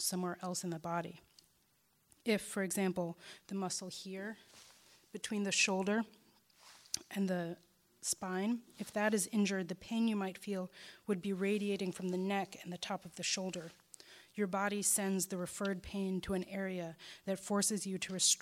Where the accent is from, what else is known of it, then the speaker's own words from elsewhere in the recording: Chicago, Illinois, United States; my hometown's black site